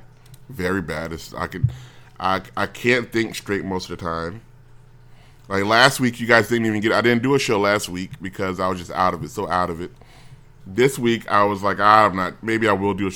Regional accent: United States; As an American

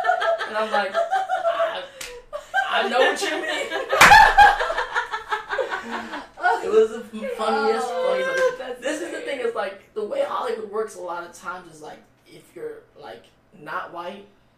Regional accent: Philippines; Like, I'm Filipino, right?

